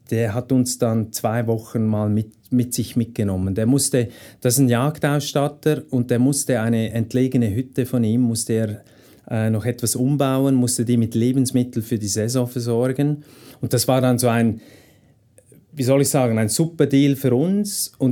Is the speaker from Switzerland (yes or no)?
yes; Switzerland; jedes Pferd, das halt bei uns in der Schweiz rumsteht, das ist zahm.